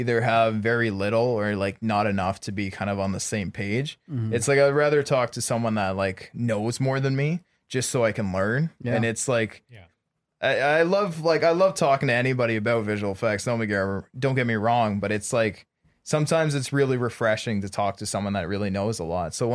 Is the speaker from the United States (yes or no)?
no; Canada; moved away; I'm from Canada